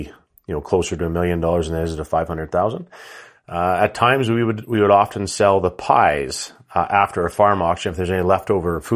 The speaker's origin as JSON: {"language": "English", "town": "Rouleau", "region": "Saskatchewan", "country": "Canada", "tie": "born or raised there", "said": "I am based out of southern Saskatchewan, actually in my hometown of Rollo, Saskatchewan, just 30 minutes southwest of Regina."}